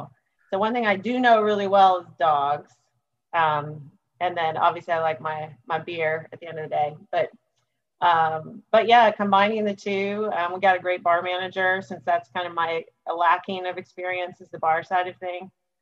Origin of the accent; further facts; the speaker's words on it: Hilton Head, South Carolina, United States; also born or lived in Los Angeles, California; now in Raleigh, United States; So I grew up in Hilton Head, South Carolina. I moved around a little bit, and then I lived out in Los Angeles for about 10 years.